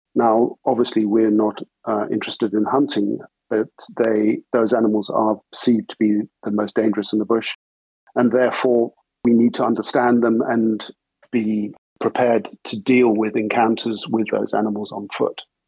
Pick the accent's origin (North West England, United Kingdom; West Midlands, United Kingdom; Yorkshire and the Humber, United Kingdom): West Midlands, United Kingdom; Herefordshire; also born or lived in South Africa; I was born in South Africa and grew up on a farm there until I was about seven years old, at which point moved to Herefordshire in England. Grew up for the rest of my teenage years in Herefordshire on a farm there